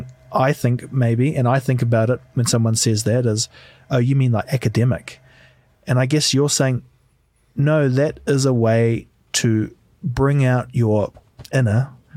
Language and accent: English; New Zealand; because I'm massive and I come from New Zealand